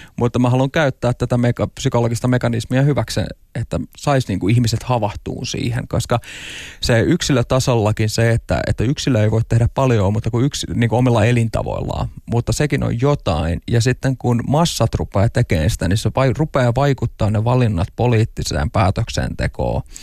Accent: Tampere, Pirkanmaa, Finland; ihan pikkupoikana, että asuin Tampereella Hervannassa

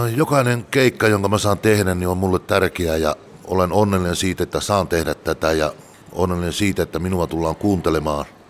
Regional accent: Tuupovaara, North Karelia, Finland; also born or lived in Joensuu / Mikkeli / Espoo / Jyväskylä; now in Laukaa, Finland; Pohjois-Karjalasta olen kotoisin Tuupovaara Öllölästä. Sen jälkeen asuttiin vähän aikaa Joisuussa ja siitä Mikkeli maalaiskuntaa

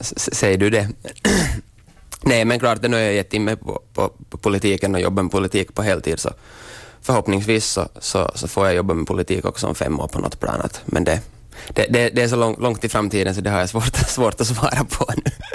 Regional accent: Korsholm, Ostrobothnia, Finland; jag är österbottning

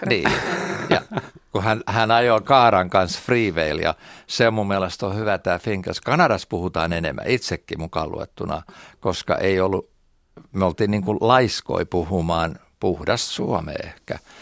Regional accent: Turku, Southwest Finland, Finland; accent: Turku; now in Florida, United States; multa tulee se aksentti ja turkulaisuus ehkä vielä voimakkaammin sieltä

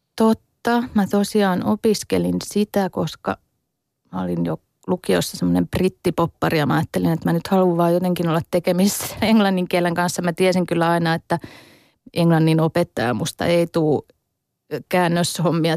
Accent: Hämeenlinna, Tavastia Proper, Finland; moved away as an adult; now in Turku, Finland; kotikuntani, tai siis synnyinkuntani Hämeenlinnan

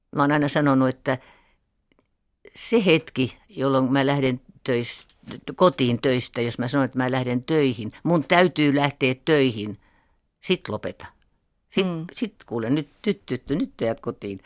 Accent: Finland; tämä meidän Suomen juutalaisten

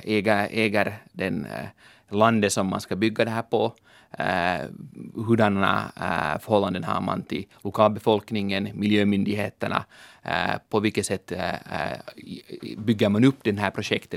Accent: Helsinki, Uusimaa, Finland; also born or lived in London; jag är en ekonom från Helsingfors

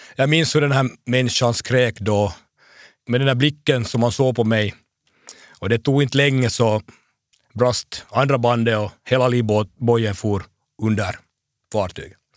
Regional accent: Hanko, Uusimaa, Finland; min hemstad

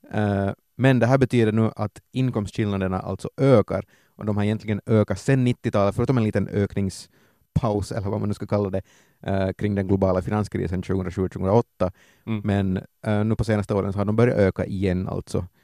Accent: Ostrobothnia, Finland; i Österbotten har vi svenska tv-kanaler

